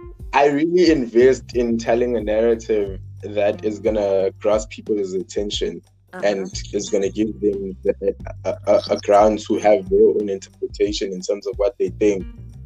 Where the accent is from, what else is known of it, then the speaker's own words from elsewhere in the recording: Cape Town, Western Cape, South Africa; I'm from Cape Town, right?